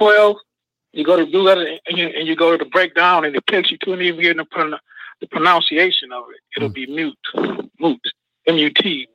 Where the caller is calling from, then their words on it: Midwest, United States; from the Midwest.